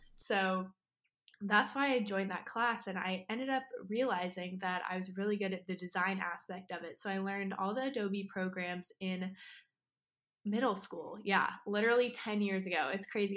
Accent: Austin, Texas, United States; I'm here from Austin, Texas

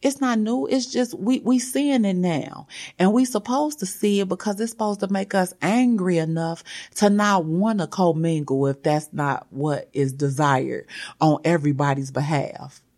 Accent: United States; I was born in America

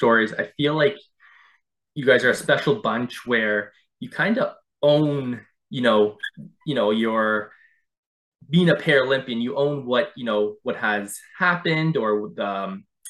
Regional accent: Durham Region, Ontario, Canada; As a kid, I grew up just in the Durham region here in Ontario

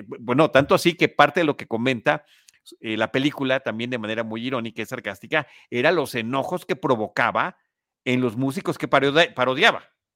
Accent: Mexico; aquí en México

